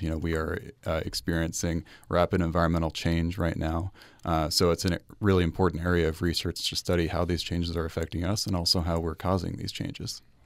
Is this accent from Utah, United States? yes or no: yes; Salt Lake City, Utah, United States; I grew up in Salt Lake City, uh, in Sugar House